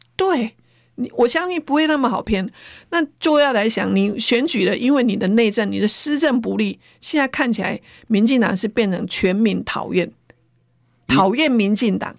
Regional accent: Taiwan; 我们如何保住我们台湾

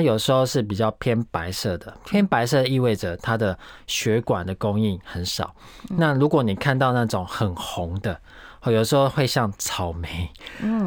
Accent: Taiwan; 我们台湾人

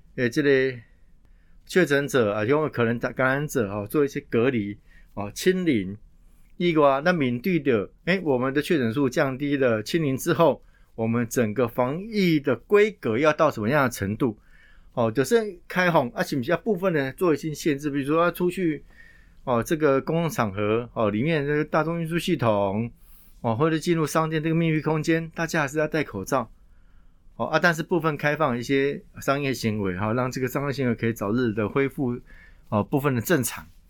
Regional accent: Taiwan; 考验的我们台湾人

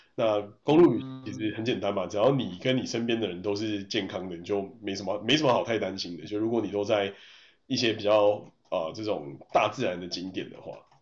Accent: Taiwan; 我们是台湾来的

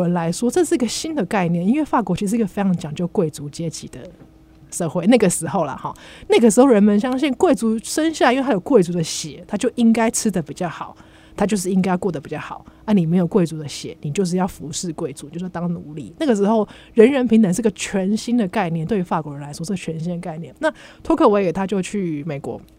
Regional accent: Taiwan; 我们台湾人

